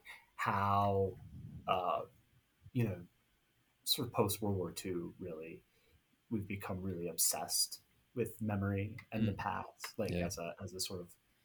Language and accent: English; Southwest Florida, United States; moved away; I grew up in Southwest Florida, which wasn't where either part side of my family was from